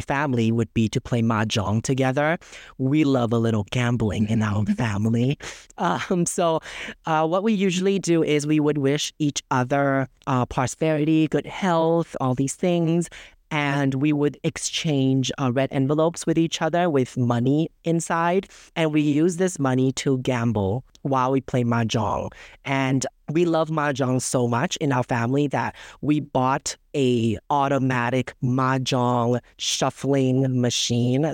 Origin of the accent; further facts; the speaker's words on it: Bangkok, Thailand; I was born and raised in Bangkok